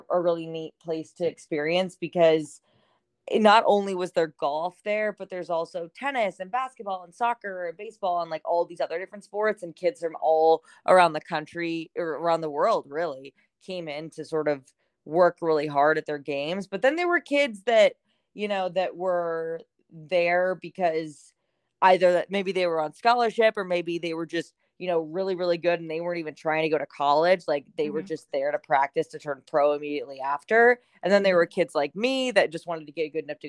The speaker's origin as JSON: {"language": "English", "town": "Orlando", "region": "Florida", "country": "United States", "tie": "born or raised there", "also_born_or_lived": "Sarasota, Florida / Arkansas", "said": "I grew up in Orlando, Florida. Huh. And I lived there until I was about in 10th grade"}